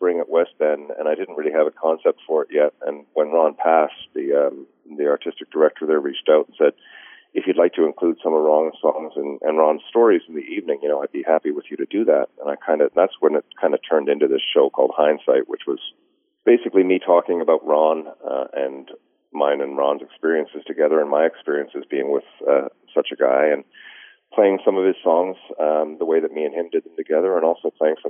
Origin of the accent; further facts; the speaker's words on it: Newfoundland and Labrador, Canada; as a Newfoundlander